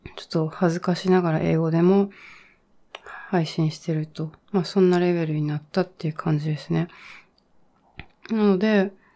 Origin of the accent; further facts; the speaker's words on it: Japan; first language Japanese; also born or lived in China / United States / Leeds, United Kingdom; 私は日本で育って、小さい時ちょっと中国にも住んでたんですけど、基本日本で大学卒まで